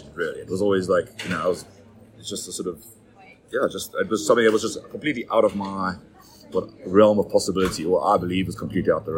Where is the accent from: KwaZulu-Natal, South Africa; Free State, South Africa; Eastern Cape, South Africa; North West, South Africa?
KwaZulu-Natal, South Africa; Durban; moved away as an adult; also born or lived in Australia / Hong Kong / Cape Town; I grew up outside Durban. I think my entire first 18 years of my life anyway was probably within a 50K radius of Durban.